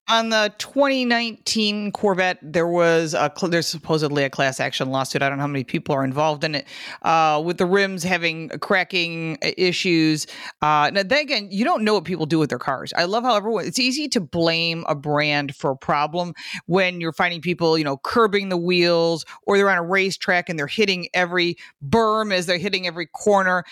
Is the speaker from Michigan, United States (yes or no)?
yes; Michigan, United States; now in Buffalo, United States; I'm from Michigan, and I live in Buffalo